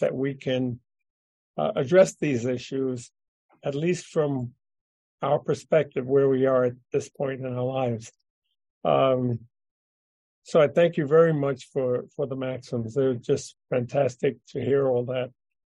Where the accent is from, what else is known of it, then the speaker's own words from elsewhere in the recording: New York City, New York, United States; also born or lived in Queens, New York; now in Minneapolis, United States; I grew up in Harlem, and then moved to Queens